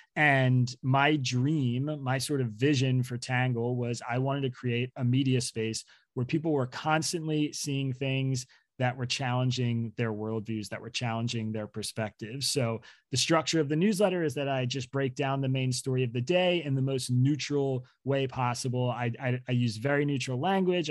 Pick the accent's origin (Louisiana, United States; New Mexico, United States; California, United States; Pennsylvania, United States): Pennsylvania, United States; Bucks County; now in Brooklyn, United States; raised in Bucks County, Pennsylvania